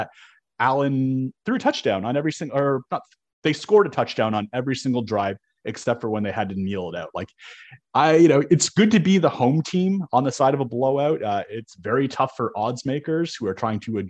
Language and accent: English; Southern Ontario, Canada; I grew up in Southern Ontario